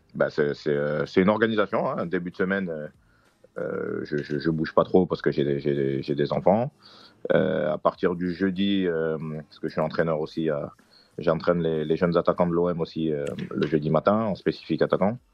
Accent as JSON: {"language": "French", "country": "Côte d’Ivoire", "said": "je suis ivoirien, de tribu Djoula"}